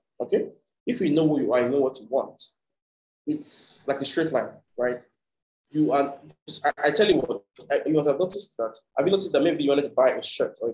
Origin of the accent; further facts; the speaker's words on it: Nigeria; I'm from Nigeria, you know, and I go back and forth